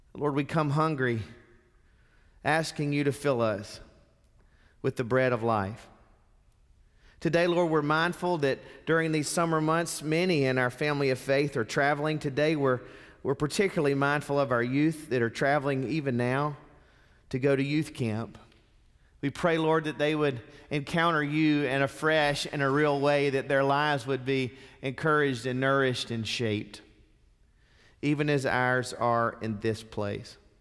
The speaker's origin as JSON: {"language": "English", "region": "Mississippi", "country": "United States", "said": "Not only am I a Southerner, I'm a Mississippian."}